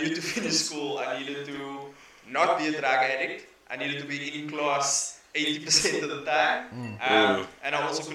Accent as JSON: {"language": "English", "town": "Cape Town", "region": "Western Cape", "country": "South Africa", "tie": "born or raised there", "also_born_or_lived": "Lansdowne / Rondebosch / Mitchells Plain", "said": "we grew up in Bonteville, but my mom kept us in the house."}